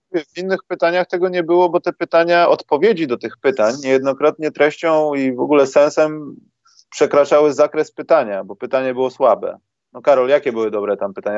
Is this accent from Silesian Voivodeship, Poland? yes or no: no; Warsaw, Masovian Voivodeship, Poland; jestem z Warszawy